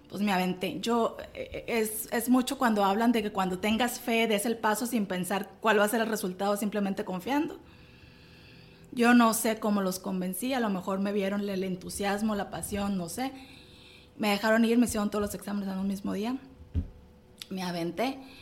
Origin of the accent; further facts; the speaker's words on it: Mexico; also born or lived in Monterrey; soy de México